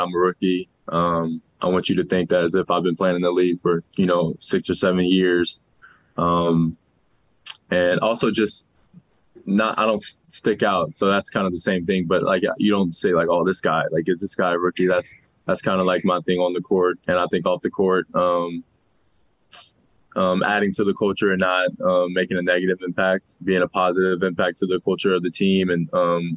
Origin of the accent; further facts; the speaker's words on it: New Orleans, Louisiana, United States; now in Salt Lake City, United States; I'm from New Orleans, so it's hot